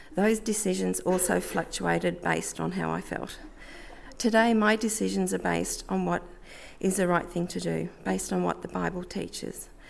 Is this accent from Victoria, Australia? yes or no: yes; Melbourne, Victoria, Australia; I grew up in Melbourne in a loving Catholic family